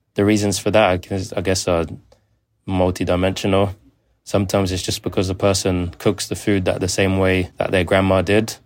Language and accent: English; London, United Kingdom; I grew up in Zone two, London